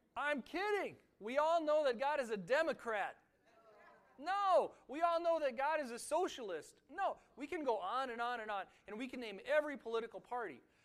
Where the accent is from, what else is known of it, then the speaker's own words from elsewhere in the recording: United States; being an American